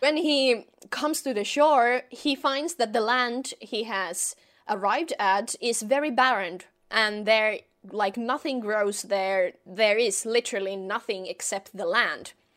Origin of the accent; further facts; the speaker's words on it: Finland; I am from Finland, from the northern parts of the world